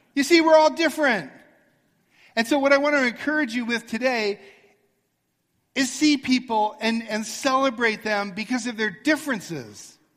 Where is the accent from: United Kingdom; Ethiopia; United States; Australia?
United States; Arcadia, California; I grew up in Arcadia, and on Baldwin Avenue